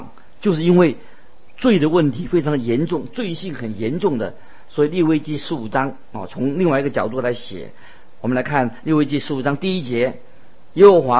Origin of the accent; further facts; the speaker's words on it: China; 我们就是我们中国人所说的“知人知面不知心”啊